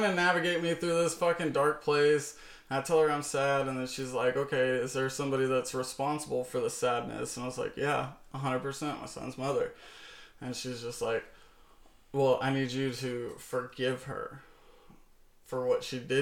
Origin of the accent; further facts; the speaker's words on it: United States; I'm American